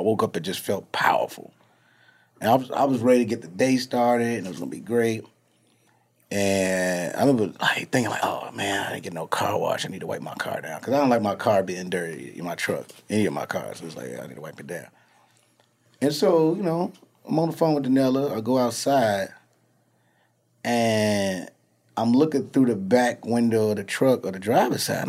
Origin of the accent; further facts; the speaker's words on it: Chicago, Illinois, United States; also born or lived in Atlanta; now in Los Angeles, United States; I'm from Chicago